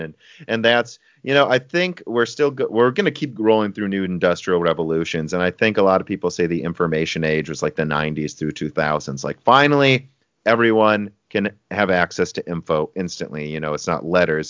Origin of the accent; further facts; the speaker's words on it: United States; I'm American